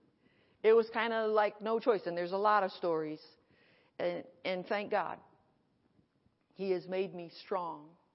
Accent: Connecticut, United States; I came from Connecticut. I'm Irish Catholic plus Baptist

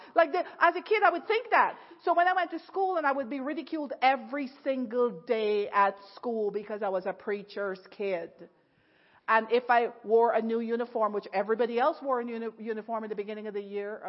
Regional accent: Guyana; moved away as an adult; now in United States; I was from Ghana instead of Guyana

